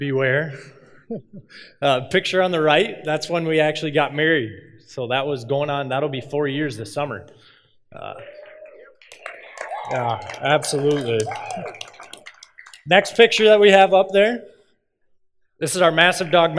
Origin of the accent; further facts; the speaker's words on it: Cedar Falls, Iowa, United States; I'm from Cedar Falls. I grew up in Cedar Falls